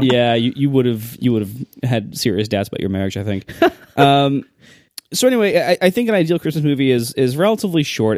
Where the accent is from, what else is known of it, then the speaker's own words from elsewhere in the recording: Ohio, United States; I'm from Ohio